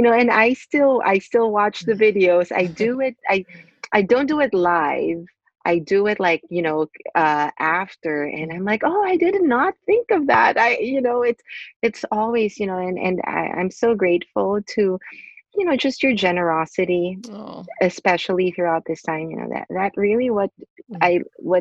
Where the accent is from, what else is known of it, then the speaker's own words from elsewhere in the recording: Philippines; I am originally from the Philippines. I was born and raised in the Philippines and went to Catholic school.